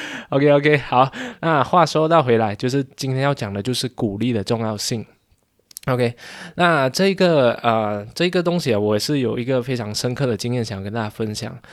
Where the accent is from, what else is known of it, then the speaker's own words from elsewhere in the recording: Malaysia; 十六岁的时候吧，就是中学是，form four， 就是马来西亚 form four